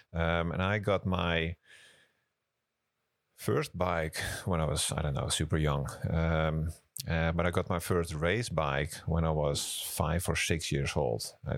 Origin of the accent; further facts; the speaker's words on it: Amsterdam, North Holland, Netherlands; So I grew up in Amsterdam, the capital of the Netherlands. So I'm really a city boy. And when I met my wife, I moved down south to Brabant